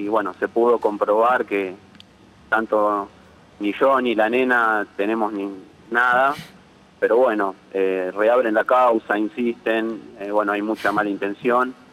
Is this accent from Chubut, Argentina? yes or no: no; Palomar, Buenos Aires Province, Argentina; Bueno, nada, primero eh, soy de Palomar, así que estoy muy referenciado